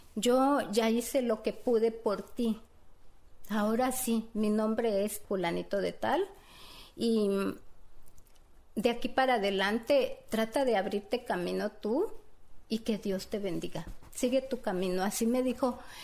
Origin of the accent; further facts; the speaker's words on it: Mexico; now in United States; yo a mi México lo amo porque yo soy mexicana